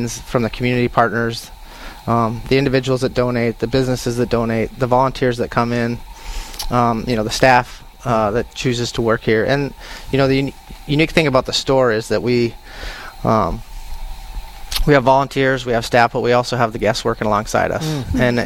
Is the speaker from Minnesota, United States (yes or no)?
yes; Moorhead, Minnesota, United States; moved away as an adult; originally I'm from Moorhead, and then I spent 20 years in the military, and then I decided to move back to the area.